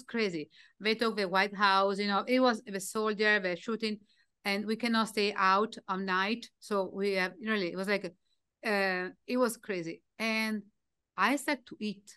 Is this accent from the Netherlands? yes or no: no; Italy; English is a second language; moved away as an adult; I was from Italy